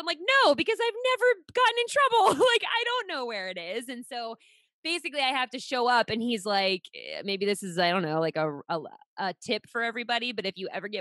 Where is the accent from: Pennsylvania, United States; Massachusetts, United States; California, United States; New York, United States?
Pennsylvania, United States; Pittsburgh; moved away as an adult; now in Rhode Island, United States; I live in Rhode Island now, but I born and raised in Pittsburgh for 26 years